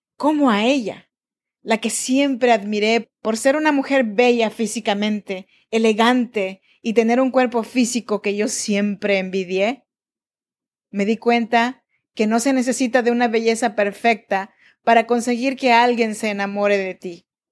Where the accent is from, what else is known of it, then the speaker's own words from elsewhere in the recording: Oaxaca, Mexico; now in Sacramento, United States; Yo soy nacida en Oaxaca, México, en la región de Chinantecos